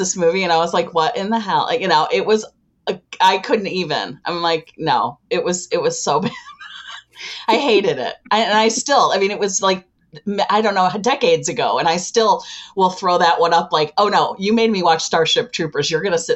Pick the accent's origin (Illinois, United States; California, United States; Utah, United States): Illinois, United States; Chicago; I am from Chicago.